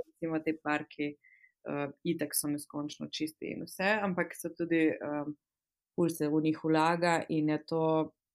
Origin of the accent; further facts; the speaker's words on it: Slovenia; moved away as an adult; now in United Kingdom; sem slovenka